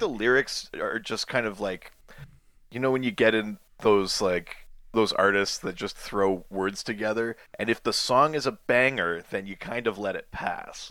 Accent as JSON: {"language": "English", "region": "Yukon", "country": "Canada", "said": "I'm from the Yukon in Canada."}